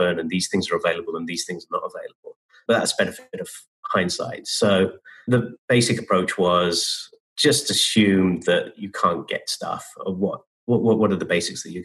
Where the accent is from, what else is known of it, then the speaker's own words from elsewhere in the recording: United Kingdom; moved away as an adult; now in United States; I've been in the States for 20 years now. I came in 2000. And being a Brit